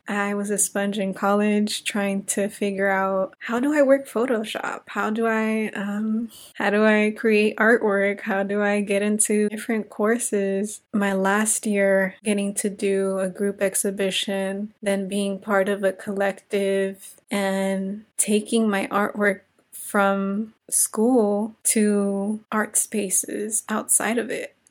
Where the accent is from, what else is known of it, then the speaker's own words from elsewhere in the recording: Inglewood, California, United States; also born or lived in South Central Los Angeles; now in Los Angeles, United States; I am a Latina from Inglewood, California, now residing in South Central Los Angeles.